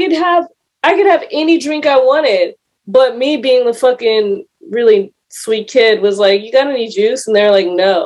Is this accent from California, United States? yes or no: yes; California, United States; I grew up in California